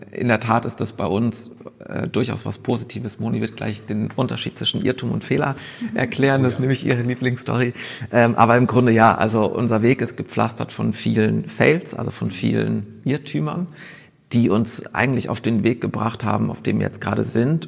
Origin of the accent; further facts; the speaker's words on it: Munich, Bavaria, Germany; moved away as an adult; also born or lived in Westphalia; now in Berlin, Germany; meine Geschichte beginnt in, muss ich immer dazu sagen, in Westfalen. Ähm, bin aber groß geworden in München